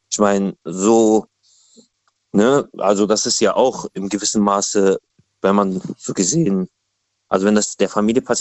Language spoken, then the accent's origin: German; Cologne, North Rhine-Westphalia, Germany; aus Köln.